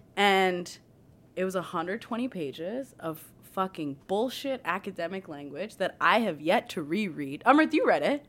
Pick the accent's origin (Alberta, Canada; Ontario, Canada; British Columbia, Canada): Ontario, Canada; Mississauga; growing up in Mississauga